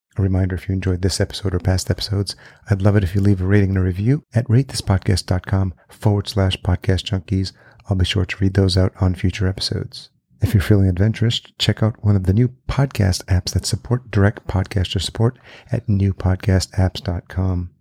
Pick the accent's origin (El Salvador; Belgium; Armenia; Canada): El Salvador; now in United States; I'm Latino. I was born in El Salvador